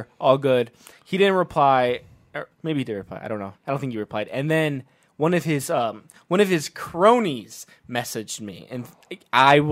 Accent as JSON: {"language": "English", "town": "Westlake", "region": "Ohio", "country": "United States", "tie": "born or raised there", "said": "I grew up in Westlake. Westlake's not a good town"}